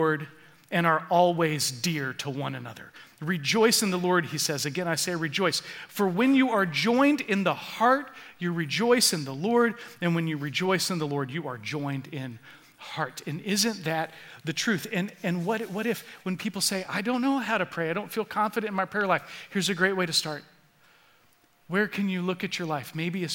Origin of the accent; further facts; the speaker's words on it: Florida, United States; moved away; I grew up in Florida